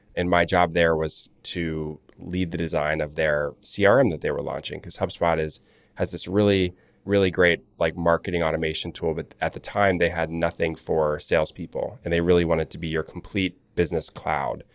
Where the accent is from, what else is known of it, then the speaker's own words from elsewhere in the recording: Charlotte, North Carolina, United States; creating websites for lawyers and other small businesses in Charlotte all through growing up. I'm from Charlotte, North Carolina